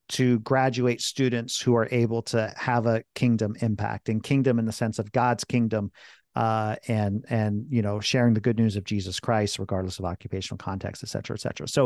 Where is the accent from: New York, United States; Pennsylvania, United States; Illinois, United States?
Pennsylvania, United States; Philadelphia; also born or lived in France; now in central Pennsylvania, United States; so I was born in France, spent seven years there. But uh, um, they came to the states, the Philadelphia area. So I, am a Philly guy, really